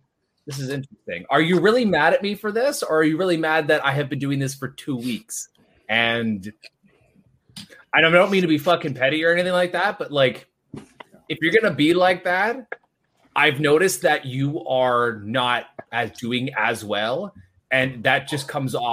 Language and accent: English; Ontario, Canada; I'm from Ontario